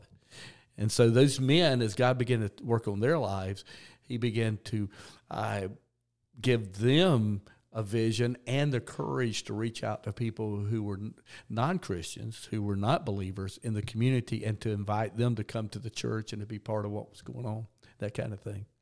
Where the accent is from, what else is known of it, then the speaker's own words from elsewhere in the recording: South Georgia, United States; I grew up in church in South Georgia